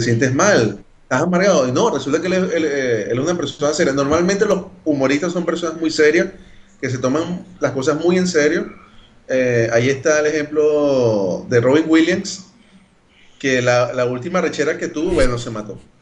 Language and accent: Spanish; Caracas, Capital District, Venezuela; accent: Carapita; now in Brazil; mi acento sigue siendo normal, de, de de Carapita, por allá